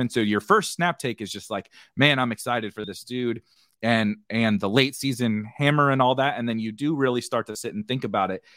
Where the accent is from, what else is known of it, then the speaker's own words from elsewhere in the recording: St. Louis, Missouri, United States; I'm from Saint Louis, was a big Saint Louis Ra-, Rams fan